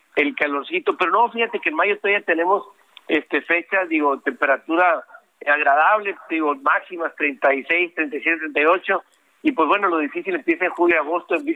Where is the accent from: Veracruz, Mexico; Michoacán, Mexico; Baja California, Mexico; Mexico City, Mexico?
Baja California, Mexico; Baja Californians, Mexico; also born or lived in Mexicali; como mexicanos, como californianos y en particular aquí en Mexicali